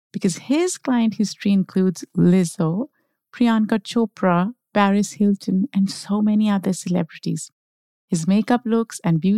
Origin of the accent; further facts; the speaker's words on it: Pakistan; now in United States; By the way, I grew up in Pakistan. So when I initially moved to the US, I did not like the sun.